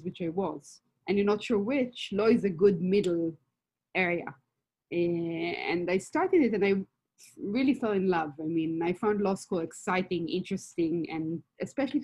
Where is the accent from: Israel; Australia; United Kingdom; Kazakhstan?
Israel; moved away as an adult; also born or lived in Berkeley, United States; now in United States; I'm from Israel originally, as you can probably hear